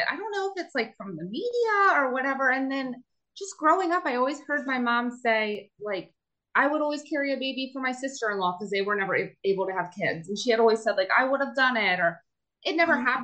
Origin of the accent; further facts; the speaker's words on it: Pennsylvania, United States; I am from Pennsylvania